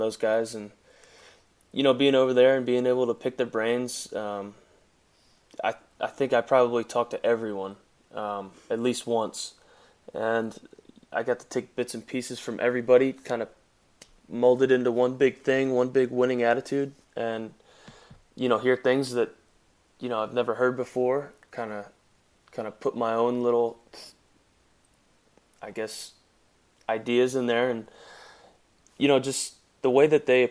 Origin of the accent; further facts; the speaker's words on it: Philadelphia, Pennsylvania, United States; I'm from Philadelphia